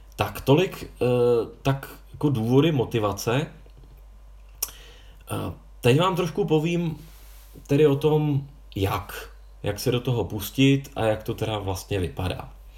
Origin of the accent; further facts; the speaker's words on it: Prague, Czechia; já jsem z Prahy